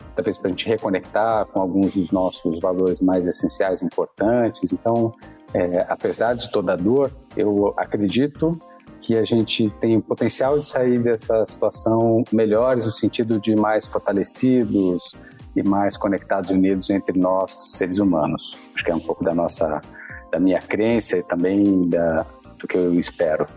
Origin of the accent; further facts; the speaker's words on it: São Paulo, Brazil; sou aqui de São Paulo, da cidade de São Paulo, paulistano, sempre vivi aqui